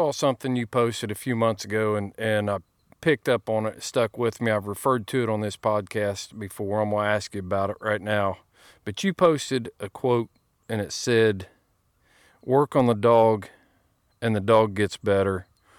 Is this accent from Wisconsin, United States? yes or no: no; Indiana, United States; when I was a kid growing up in Indiana, nobody cared if I was hunting.